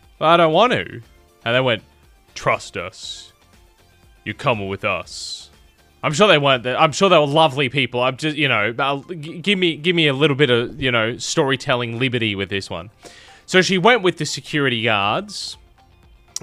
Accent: Tamworth, New South Wales, Australia; I'm from Tamworth, New South Wales

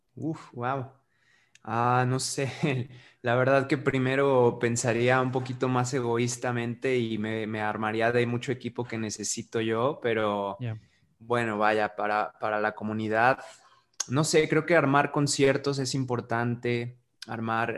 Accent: San Luis Potosí, Mexico; also born or lived in United States; soy un embajador del arte, este, para mi ciudad, para mi pueblo y mi comunidad

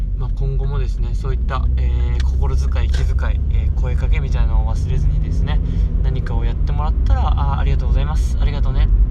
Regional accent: Okayama, Japan; now in Goto, Japan; 地元の岡山

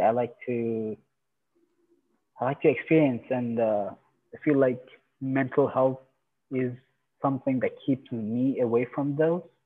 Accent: Iran; now in Canada; I'm originally from Iran

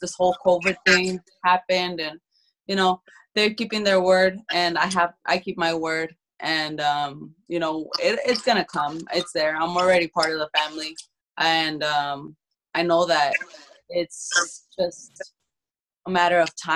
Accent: Phoenix, Arizona, United States; I grew up in South Phoenix

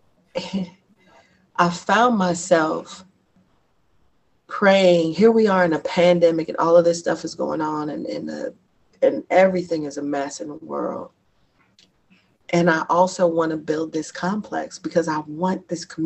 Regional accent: Lexington, Kentucky, United States; also born or lived in Bronx, New York / Durham, North Carolina; now in Louisville, United States; I grew up, I went to school for a long time in Lexington

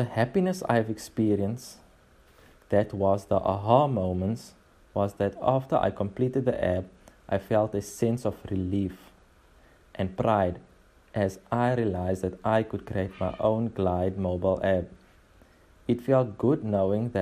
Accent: Port Elizabeth, Eastern Cape, South Africa; I am from the Eastern Cape, Port Elizabeth, Kubera.

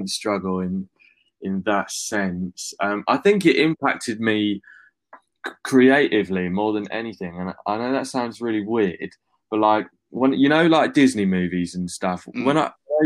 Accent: Brighton, South East England, United Kingdom; also born or lived in Finsbury Park, London; I moved down to Brighton when I was like 4, sort of went through school there

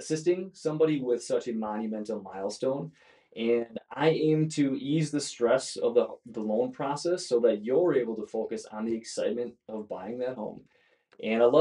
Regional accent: Brillion, Wisconsin, United States; also born or lived in Madison, Wisconsin / Wauwatosa, Wisconsin; I grew up in Northeast Wisconsin

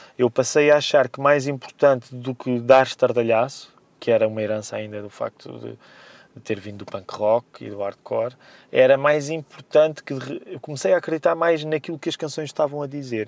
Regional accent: Amadora, Lisbon, Portugal; o bairro Janeiro, onde cresci na Amadora

